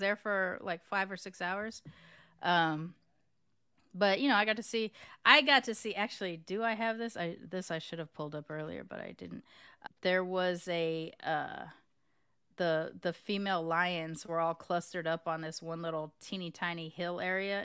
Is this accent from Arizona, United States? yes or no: no; California, United States; moved away as an adult; also born or lived in Los Angeles; now in Texas, United States; as a Californian